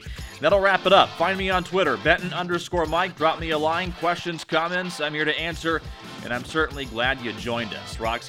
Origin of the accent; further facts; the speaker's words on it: Los Angeles, California, United States; I listened to Vin Scully a lot growing up in the Los Angeles area and with the Dodgers.